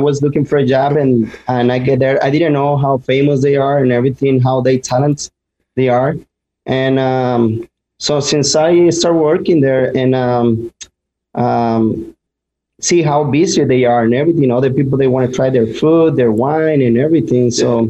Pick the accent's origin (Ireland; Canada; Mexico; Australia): Mexico; now in United States; That was my first job, actually, when I came from Mexico.